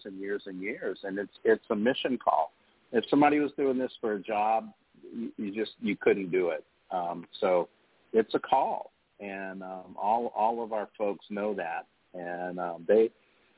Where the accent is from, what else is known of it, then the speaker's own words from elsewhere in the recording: New Orleans, Louisiana, United States; moved away as an adult; also born or lived in Virginia; New Orleans was my hometown. I came up in the restaurant business in New Orleans